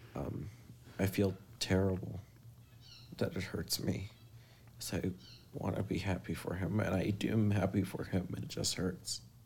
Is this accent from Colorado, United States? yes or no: yes; Colorado, United States; I'm from Colorado